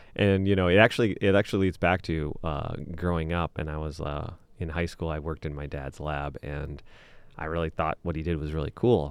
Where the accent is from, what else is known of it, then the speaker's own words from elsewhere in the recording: Okemos, Michigan, United States; moved away as an adult; also born or lived in West Lafayette, Indiana; now in Ann Arbor, United States; I'm from the Lansing area